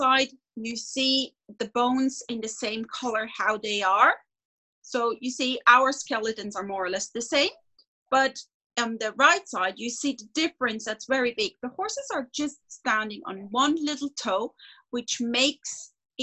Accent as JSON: {"language": "English", "country": "Switzerland", "said": "I'm a veterinarian from Switzerland"}